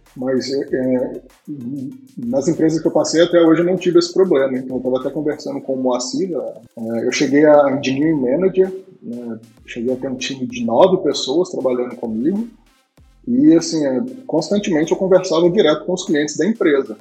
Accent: Minas Gerais, Brazil; nascido e criado em Minas Gerais

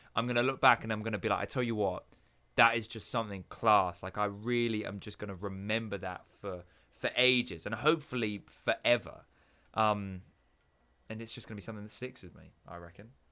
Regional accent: England, United Kingdom; moved away; being the English kid

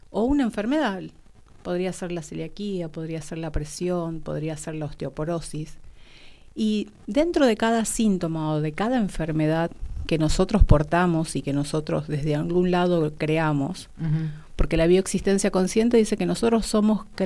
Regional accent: Salta, Argentina; now in Buenos Aires, Argentina; Yo soy de Salta y vivo hace como más de 25 años acá en Buenos Aires.

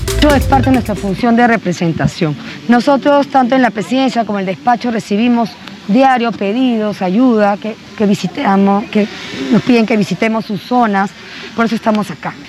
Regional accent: Cajamarca, Peru; yo también vengo de Cajamarca, mi familia también es cajamarquina

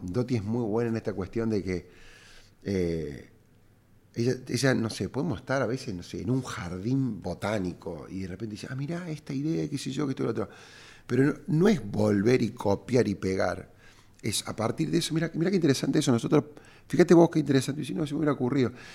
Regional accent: Córdoba, Argentina; cordobés y emprendedor

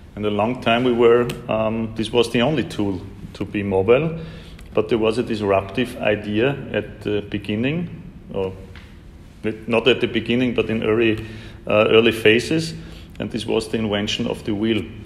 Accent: Vienna, Austria; Vienna, my hometown

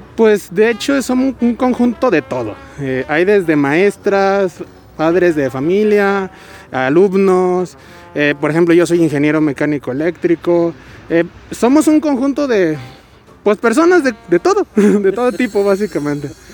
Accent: Guadalajara, Jalisco, Mexico; also born or lived in Zapopan; soy de originada de aquí de Guadalajara. Eh, básicamente yo vivo en Zapopan. Y pues, eh, pues casi toda mi vida la he vivido aquí en Guadalajara

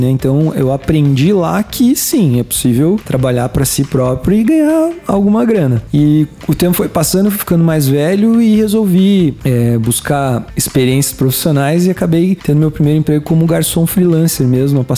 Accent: Caçador, Santa Catarina, Brazil; born or raised there; moved away

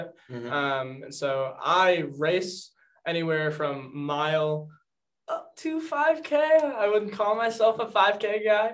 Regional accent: North Reading, Massachusetts, United States; moved away as an adult; now in Worcester, United States; I am from North Reading, Massachusetts, originally

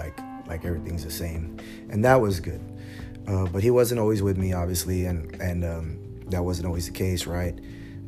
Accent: San Antonio, Texas, United States; I'm from San Antonio

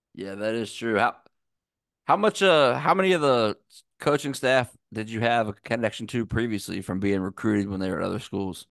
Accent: Virginia, United States; I'm from Virginia

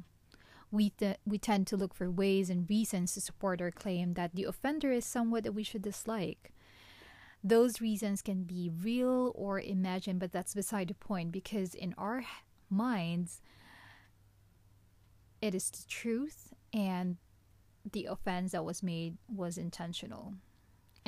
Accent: Philippines; My hometown in the Philippines

